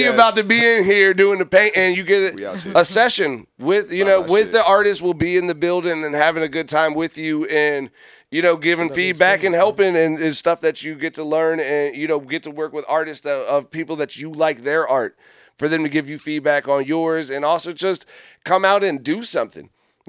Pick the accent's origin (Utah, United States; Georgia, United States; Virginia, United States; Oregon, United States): Virginia, United States; Fredericksburg; we're from Fredericksburg.